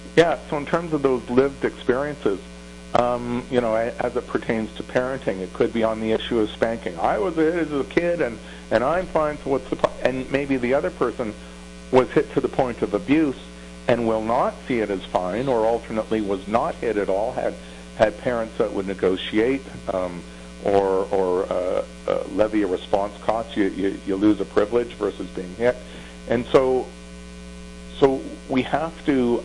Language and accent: English; Toronto, Ontario, Canada; also born or lived in Thornhill, Ontario; in grade 7 and 8, we moved from Bathurst and Wilson to Thornhill, Ontario